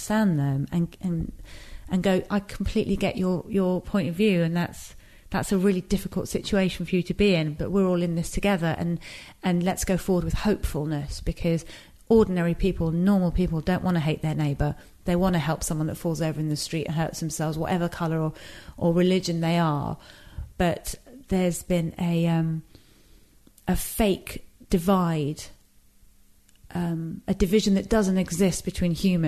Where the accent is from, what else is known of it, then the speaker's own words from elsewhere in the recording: England, United Kingdom; also born or lived in Iran; this geographical space that I was raised